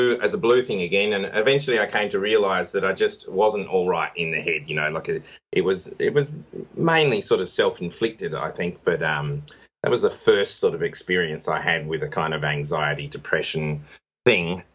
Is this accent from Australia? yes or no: yes; Adelaide, South Australia, Australia; my hometown of Adelaide, which is a city in Australia